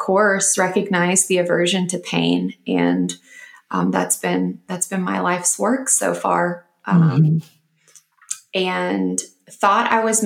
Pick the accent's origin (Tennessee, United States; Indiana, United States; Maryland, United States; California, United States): Tennessee, United States; Nashville; now in Austin, United States; from Nashville